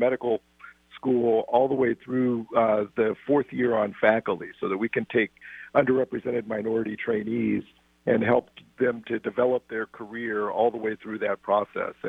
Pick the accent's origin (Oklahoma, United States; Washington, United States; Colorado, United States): Washington, United States; Seattle; moved away as an adult; Seattle was the place where I grew up, as you said, all the way through high school